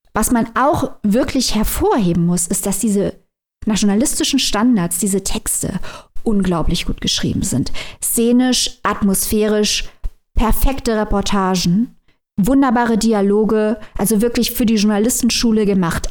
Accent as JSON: {"language": "German", "country": "Germany", "said": "wir als Deutsche"}